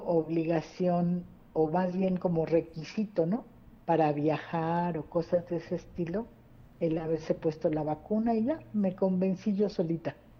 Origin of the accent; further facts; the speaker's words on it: Mexico; now in Saltillo, Mexico; yo soy de México, ya tengo aquí viviendo 33 años, ¿verdad? Mis dos hijos eh, son saltillenses